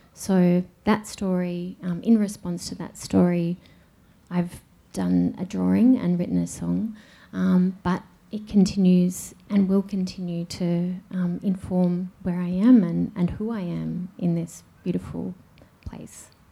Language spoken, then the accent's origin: English; Melbourne, Victoria, Australia; I was born in in Melbourne. I was born next to the Birrarung in 1978 in a hospital called the Mercy Hospital